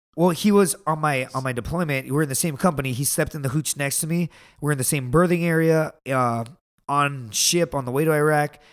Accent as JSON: {"language": "English", "town": "Laredo", "region": "Texas", "country": "United States", "said": "I am from the border"}